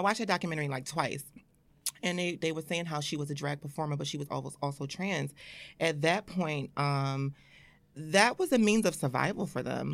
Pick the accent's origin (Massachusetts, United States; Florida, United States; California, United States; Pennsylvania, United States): Pennsylvania, United States; Philadelphia; moved away as an adult; also born or lived in Atlanta; now in New York, United States; born and raised in Philadelphia